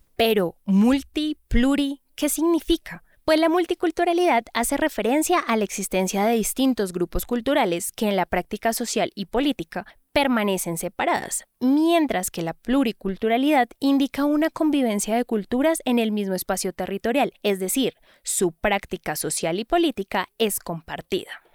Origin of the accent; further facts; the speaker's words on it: Putumayo, Colombia; yo vengo del Putumayo